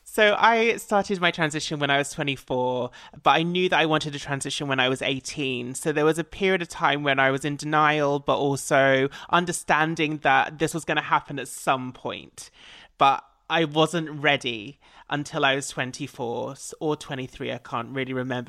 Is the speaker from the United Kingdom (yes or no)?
yes; Essex, East of England, United Kingdom; I'm an Essex girl